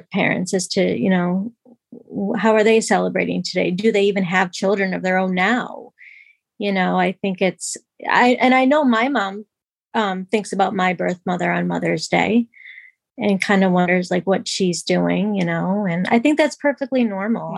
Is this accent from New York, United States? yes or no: yes; New York, United States; moved away as an adult; now in Massachusetts, United States; I grew up in New York and I now live in Massachusetts